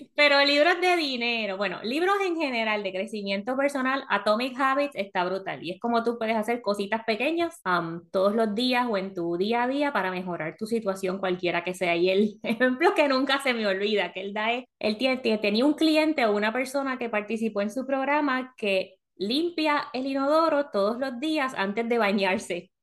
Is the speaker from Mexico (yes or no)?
no; Puerto Rico; moved away as an adult; also born or lived in South Florida; now in United States; todo hecho en Puerto Rico. Ah, ya llevamos que como 16 años en Estados Unidos